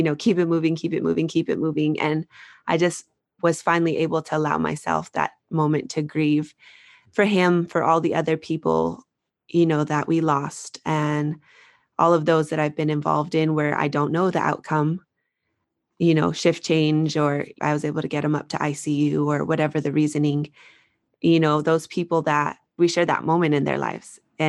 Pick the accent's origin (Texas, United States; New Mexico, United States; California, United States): New Mexico, United States; Albuquerque; Yes, I'm from Albuquerque, New Mexico, and I had a friend who I used to work with.